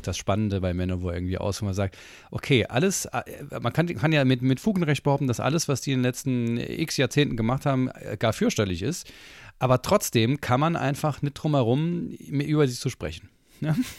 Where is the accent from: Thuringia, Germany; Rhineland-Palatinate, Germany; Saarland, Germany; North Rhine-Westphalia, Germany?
Saarland, Germany; als Saarländer ist ja Maggi, bin ich ja mit Maggi aufgezogen worden